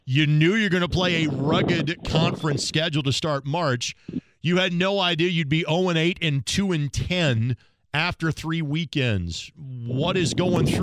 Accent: Lanesville, Indiana, United States; my hometown of Lanesville

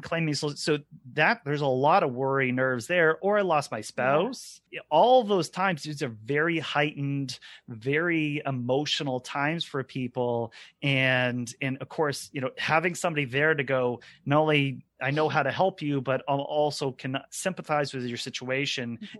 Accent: Maine, United States; all three of us are also Mainers here

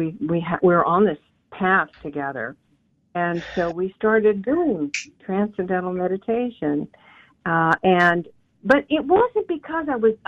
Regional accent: San Diego, California, United States; I grew up in Southern California in the 70s.

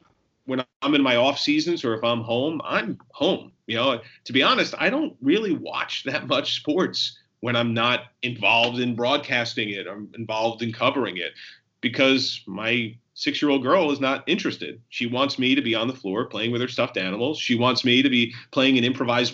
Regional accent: New Jersey, United States; also born or lived in New York; I was born in New York, raised in New Jersey.

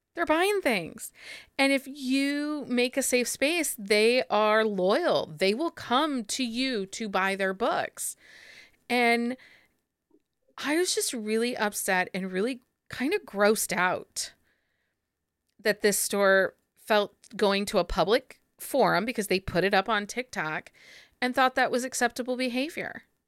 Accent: Findlay, Ohio, United States; when I grew up here in Findlay, there used to be a used bookstore

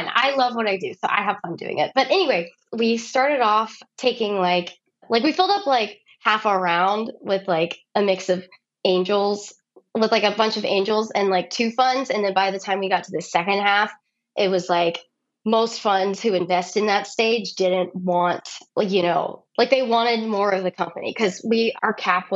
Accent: Texas, United States; I'm from Texas

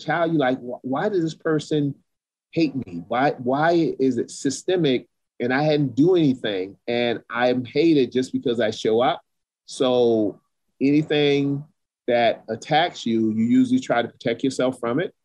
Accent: the South, United States; as a Black man growing up in the South

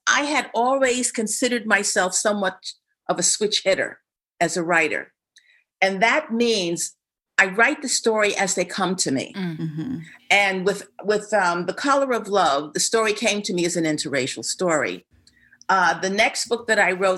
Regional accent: New York, United States; I was raised in New York, which is arguably one of the most integrated cities in the universe

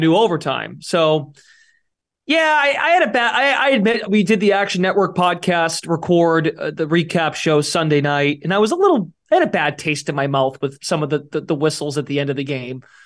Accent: Massachusetts, United States; I'm from Mass

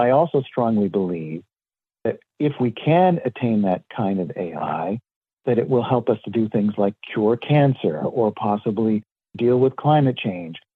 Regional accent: Southern California, United States; I was born and raised in Southern California, and very lucky in the sense that I lived near Disneyland

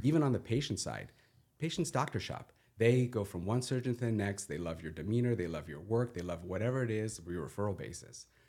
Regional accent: Southern California, United States; I grew up in Southern California, went to U S C

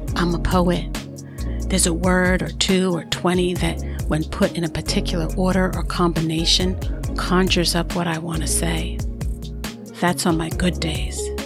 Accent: New York City, New York, United States; accent: New York; I'm a New Yorker there's an accent I'm supposed to have. Truthfully, I have it

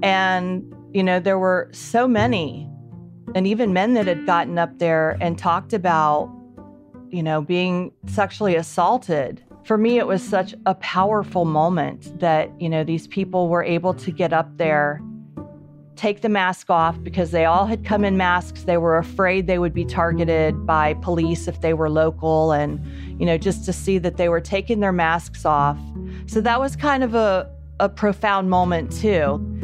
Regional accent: Columbus, Ohio, United States; I grew up in Columbus, Ohio

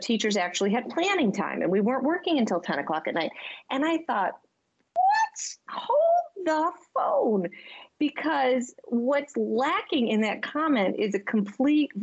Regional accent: Michigan, United States; now in Boston, United States; I am from Michigan.

